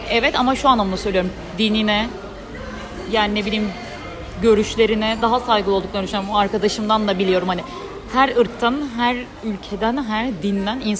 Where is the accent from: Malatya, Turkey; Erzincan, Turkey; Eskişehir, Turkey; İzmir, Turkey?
İzmir, Turkey; Bornova; born or raised there